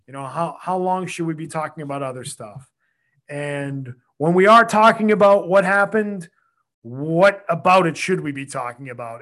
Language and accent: English; Quincy, Massachusetts, United States; I grew up in Quincy. I lived there my whole life.